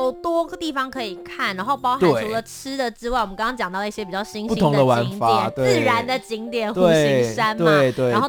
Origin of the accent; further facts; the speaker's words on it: Kaohsiung, Taiwan; Yeah, 对，终于来到我的家乡。